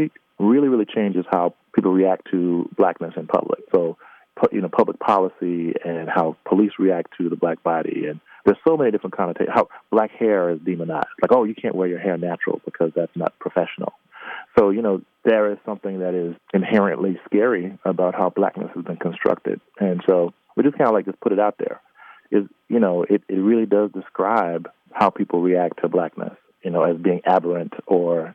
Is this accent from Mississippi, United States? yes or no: yes; Mississippi, United States; I was born and raised in the Deep South in Mississippi